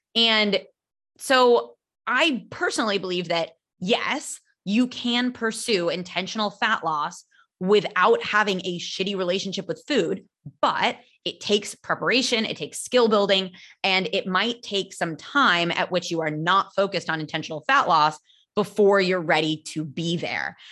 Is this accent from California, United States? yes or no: yes; California, United States; accent: American; moved away as an adult; now in Barcelona, Spain; I am American. I'm from California